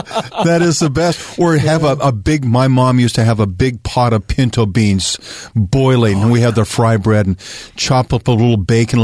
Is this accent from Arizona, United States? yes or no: yes; Arizona, United States; growing up in Arizona, we were not far from the Pima Reservation in Mesa area.